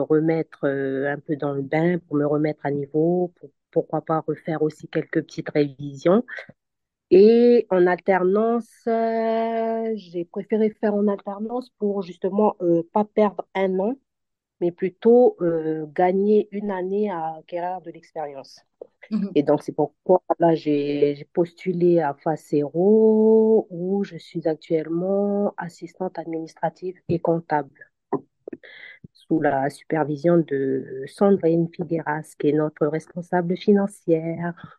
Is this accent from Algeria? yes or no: no; New Caledonia; moved away as an adult; now in France; je suis originaire de la Nouvelle-Calédonie. Donc je suis en France depuis euh, cinq ans déjà